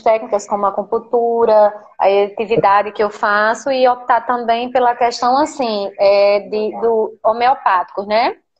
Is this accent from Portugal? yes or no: no; Natal, Rio Grande do Norte, Brazil; Eu sou do Rio Grande do Norte, Nordeste e no Rio Grande do Norte